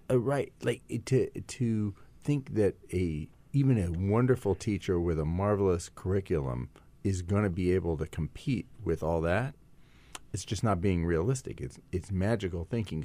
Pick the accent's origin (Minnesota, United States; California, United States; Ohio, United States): California, United States; Silicon Valley; I come from Silicon Valley